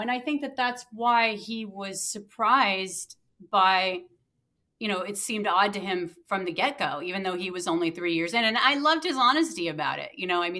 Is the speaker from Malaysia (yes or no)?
no; Ireland; I mean, I'm Irish, so I was like